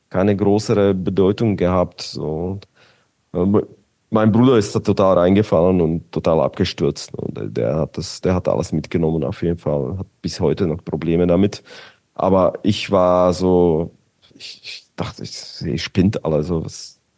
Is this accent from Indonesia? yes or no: no; Bratislava, Bratislava Region, Slovakia; okay, ich komme aus Bratislava, Petržalka, Petržalka war quasi wie Mazan, so ein Gebiet